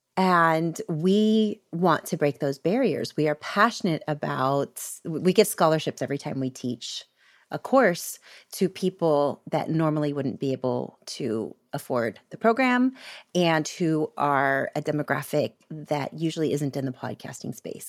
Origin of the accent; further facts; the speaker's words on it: Florida, United States; I grew up in Florida